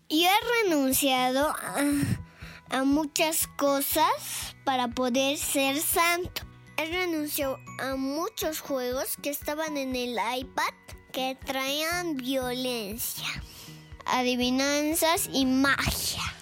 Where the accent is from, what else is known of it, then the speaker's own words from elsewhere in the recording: Argentina; Hola amigos … Soy de Argentina.